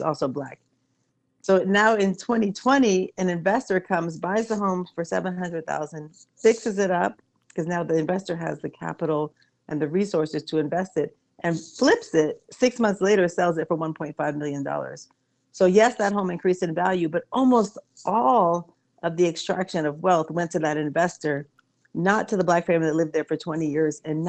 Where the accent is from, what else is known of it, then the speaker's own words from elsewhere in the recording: Washington, District of Columbia, United States; the neighborhood where I grew up in Petworth